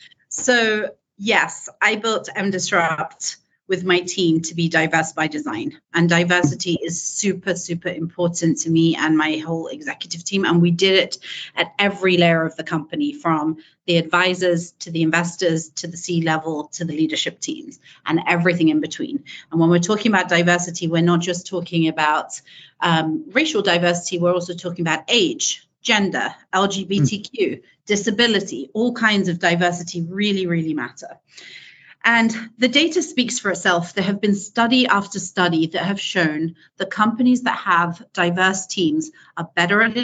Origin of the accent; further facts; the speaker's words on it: United Kingdom; accent: British; moved away as an adult; now in California, United States; as many of you can hear, I'm British. So I started my early career in the UK and I moved to California, Silicon Valley, California, 15 years ago.